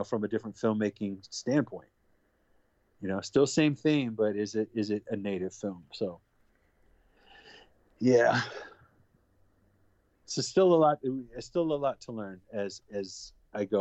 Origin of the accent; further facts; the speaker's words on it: Oakland, California, United States; where I grew up in Oakland, California.